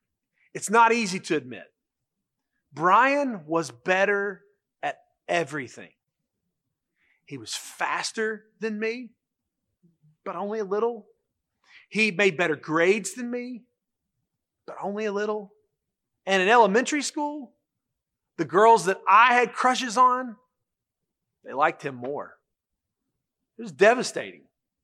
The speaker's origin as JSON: {"language": "English", "town": "Charlotte", "region": "North Carolina", "country": "United States", "tie": "born or raised there", "said": "When I was growing up in Charlotte, there was a little boy who was in school with me."}